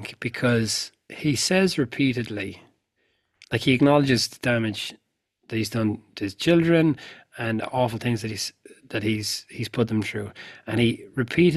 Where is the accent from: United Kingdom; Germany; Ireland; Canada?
Ireland; I grew up in Ireland in the 80s and the 90s